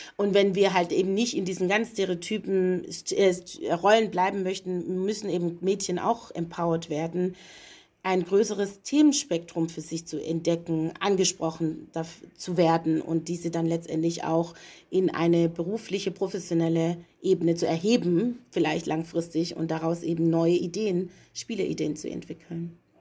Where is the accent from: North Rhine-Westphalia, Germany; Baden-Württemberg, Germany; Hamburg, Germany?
Baden-Württemberg, Germany; Stuttgart; moved away as an adult; also born or lived in Leipzig / Berlin; ich bin in Stuttgart geboren, dort aufgewachsen